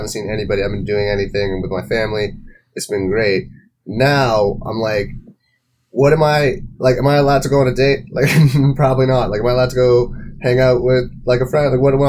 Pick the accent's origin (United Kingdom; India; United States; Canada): Canada; Toronto, Ontario; I'm an actor from Toronto, Ontario.